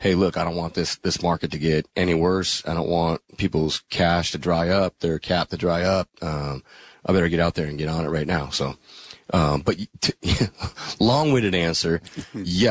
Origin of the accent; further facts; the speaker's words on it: Green Bay, Wisconsin, United States; moved away; I grew up in Green Bay.